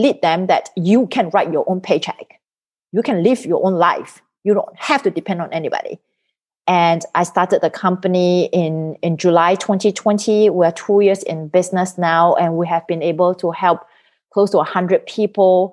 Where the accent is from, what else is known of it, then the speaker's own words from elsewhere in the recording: Singapore; moved away as an adult; now in United States; I'm originally from Singapore. So I came to the United States in 2004.